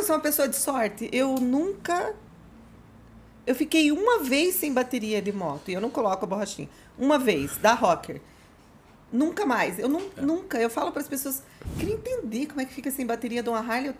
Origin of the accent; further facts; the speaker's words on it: Curitiba, Paraná, Brazil; de Curitiba, sou nascida em Curitiba